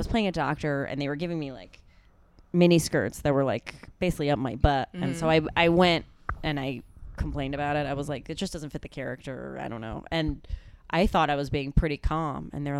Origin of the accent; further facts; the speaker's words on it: Mexico City, Mexico; moved away; I grew up in Latin America.